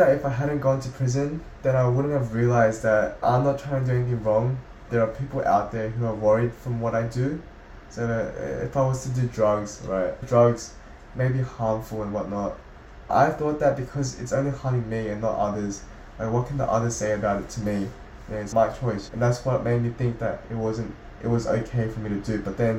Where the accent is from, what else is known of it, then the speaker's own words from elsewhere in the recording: South Korea; born there; I was born in South Korea, as I said, and I feel a bit abandoned by my own country.